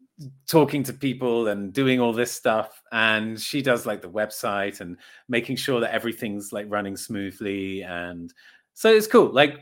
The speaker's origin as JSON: {"language": "English", "town": "Brighton", "region": "South East England", "country": "United Kingdom", "said": "Oh, that's actually quite complicated. But to give you a simple answer, I'm just going to say I'm from Brighton."}